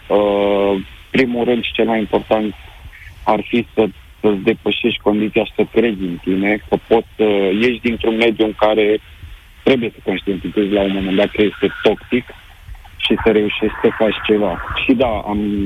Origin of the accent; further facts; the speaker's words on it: Romania; moved away as an adult; now in United Kingdom; noi, ca și români